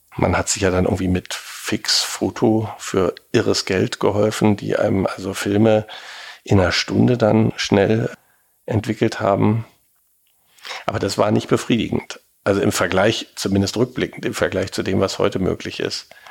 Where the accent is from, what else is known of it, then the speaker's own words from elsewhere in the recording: Berlin, Germany; gebürtiger Berliner